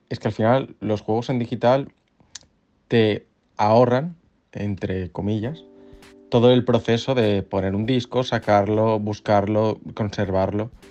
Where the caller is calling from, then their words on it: Barcelona, Catalonia, Spain; Hola, buenas. … de Barcelona.